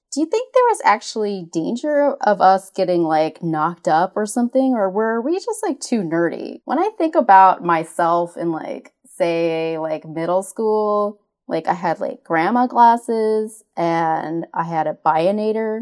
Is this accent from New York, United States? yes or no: no; Cajun, Louisiana, United States; we are Cajun